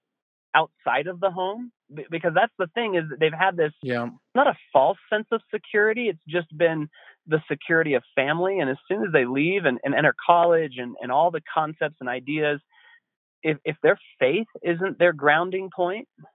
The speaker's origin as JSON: {"language": "English", "town": "Estes Park", "region": "Colorado", "country": "United States", "tie": "born or raised there", "lives_now": "Winter Park, United States", "said": "I grew up in Estes Park, which is across the mountains from where I am now"}